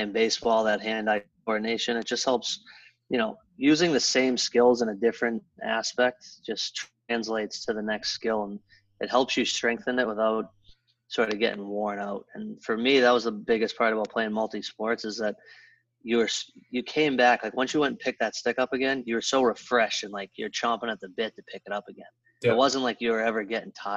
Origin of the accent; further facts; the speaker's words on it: Boston, Massachusetts, United States; I grew up in Boston, a lot of cousins and older brothers